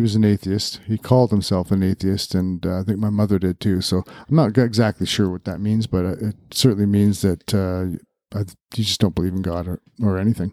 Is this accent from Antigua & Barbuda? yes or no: no; New Westminster, British Columbia, Canada; I was born in June of nineteen sixty-seven in New Westminster, B C